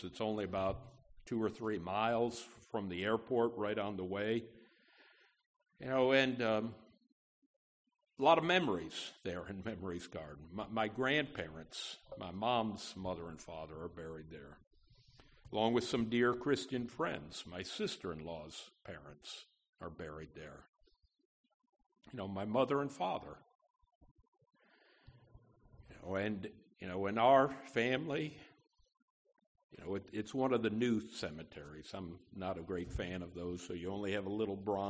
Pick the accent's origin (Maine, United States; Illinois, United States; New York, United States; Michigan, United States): New York, United States; Schenectady; now in Opelousas, United States; Schenectady, New York, my hometown